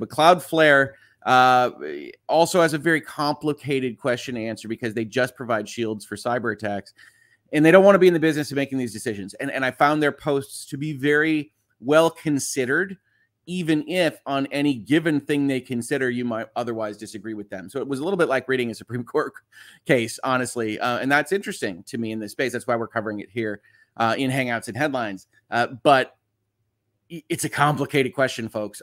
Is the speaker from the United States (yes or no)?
yes; United States; I'm American